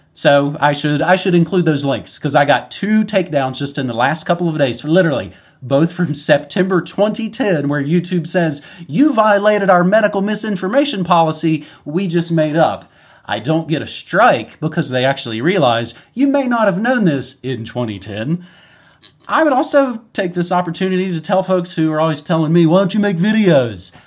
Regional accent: West Virginia, United States; I'm from West Virginia

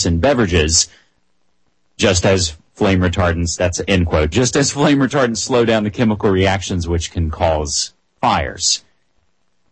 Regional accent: West Virginia, United States; my home state of West Virginia

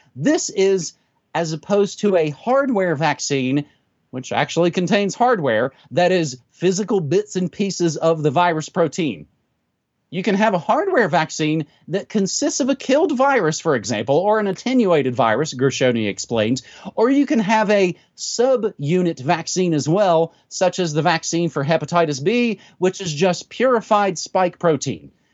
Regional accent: United States; I grew up down here in the States

